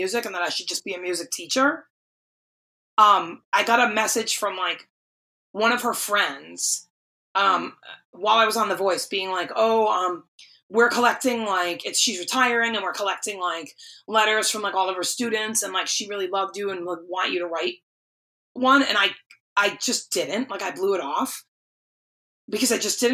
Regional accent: East Coast, United States; also born or lived in North Attleboro, Massachusetts; now in Nashville, United States; I remember working at Bath & Body Works in North Attleboro at the Emerald Square Mall, because I'm from the East Coast.

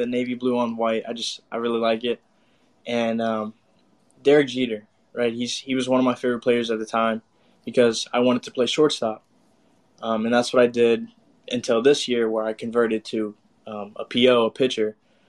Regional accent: San Antonio, Texas, United States; also born or lived in Austin, Texas; I grew up in San Antonio, so my freshman year I went to Harlan High School. Sophomore year, I moved to Austin, Texas, and I went to Aikens High School for my sophomore and junior year

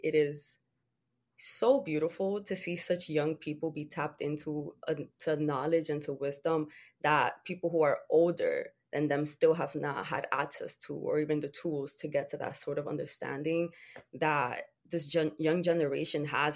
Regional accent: Dominican Republic; I was born in the Dominican Republic

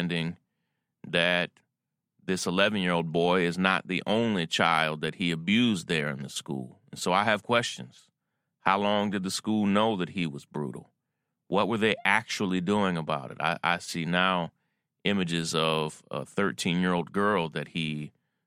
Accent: Versailles, Kentucky, United States; moved away; I was born and raised in Kentucky, Versailles, Kentucky

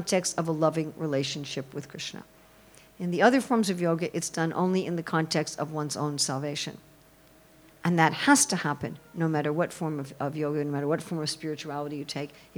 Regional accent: New York City, New York, United States; I'm sure you can tell I'm an American. I'm sure you can tell that in the first 30 seconds of my talk from New York City.

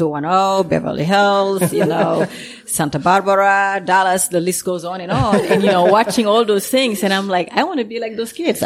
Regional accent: Senegal; moved away; growing up in Senegal as a kid

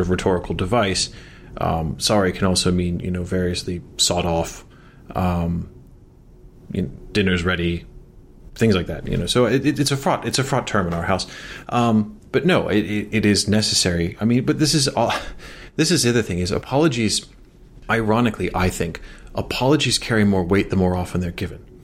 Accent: Chicago, Illinois, United States; I'm from Chicago.

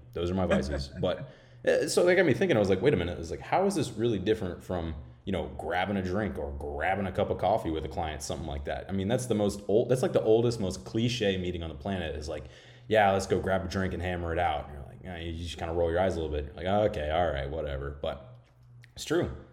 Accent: Florida, United States; I'm from Florida

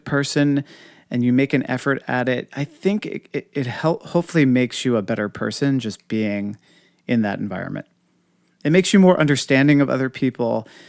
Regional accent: New York City, New York, United States; I mean, I sometimes say that as a New Yorker, I see more people before 9 a.m. than most people see all week.

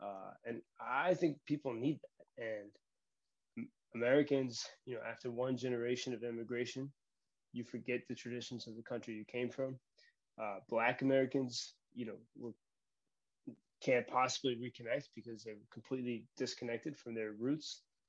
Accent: Ireland; So perhaps as an Irishman, it could be connected.

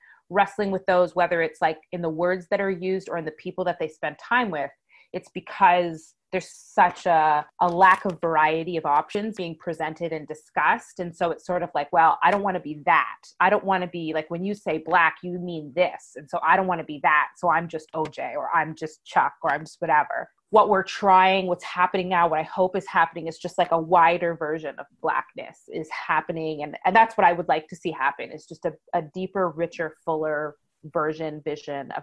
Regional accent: Canada; I was truly Canadian

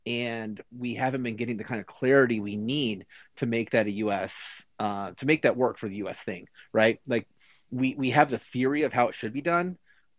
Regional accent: United States; like as a US person

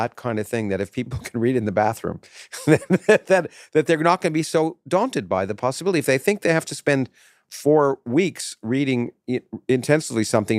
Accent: South East England, United Kingdom; moved away as an adult; now in United States; when I grew up in Kent, I almost took a Rhodes Scholarship to go study philosophy and physics.

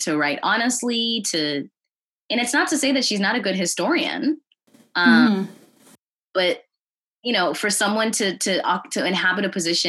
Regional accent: United States; also born or lived in Missouri; born and raised in the United States. My family is from Zimbabwe

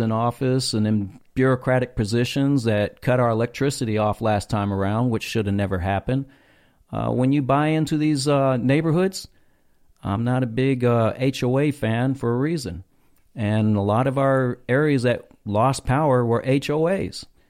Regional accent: North Texas, United States; I grew up in North Texas

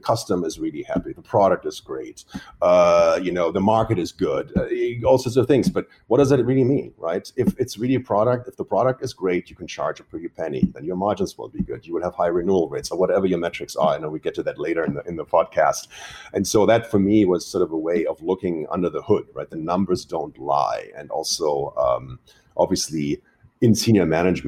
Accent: Germany; also born or lived in Boston; now in New York, United States; we're both from Europe. My wife is from France. I'm from Germany

